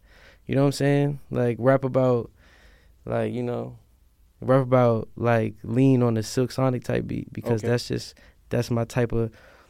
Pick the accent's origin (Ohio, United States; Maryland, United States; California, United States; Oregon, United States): Maryland, United States; Silver Spring; I'm from Silver Spring.